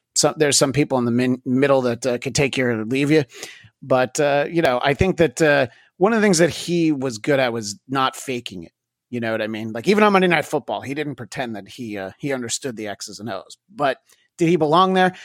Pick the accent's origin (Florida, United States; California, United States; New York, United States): New York, United States; Greenwood Lake; moved away as an adult; now in Los Angeles, United States; I've lived in L A for twenty years, but I did grow up in the rural suburbs of, uh, New York City. Uh, a small former resort town called Greenwood Lake, New York